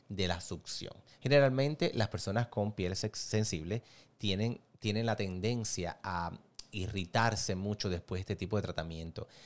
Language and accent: Spanish; Cuba; moved away; Si tú me ves las fotos de cuando yo vine de Cuba, tú dices, no, que ese no eres tú.